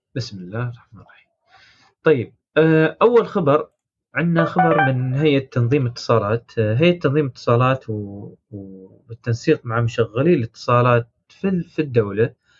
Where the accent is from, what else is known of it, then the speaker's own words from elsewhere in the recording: United Arab Emirates; عندنا في الامارات